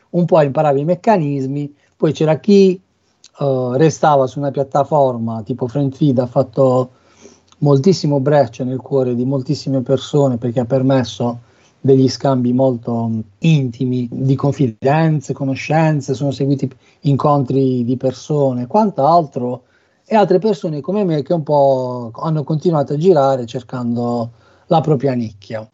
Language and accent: Italian; Bari, Apulia, Italy; moved away as an adult; now in Cesena, Italy; non posso che venire da Bari